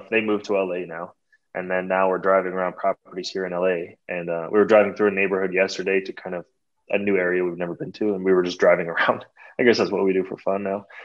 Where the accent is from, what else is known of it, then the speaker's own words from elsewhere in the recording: Toronto, Ontario, Canada; born there; moved away; also born or lived in San Francisco; Yeah, so we moved from Toronto, Canada. I was born there.